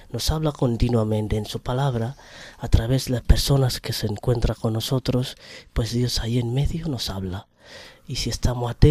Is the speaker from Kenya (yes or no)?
yes; Kenya; Pues soy natural de Kenia.